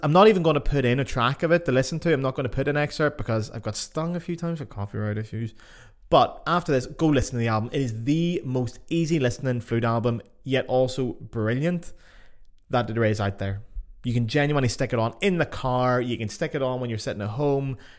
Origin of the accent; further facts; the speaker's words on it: Ireland; now in Germany; I live in Germany and I'm from Ireland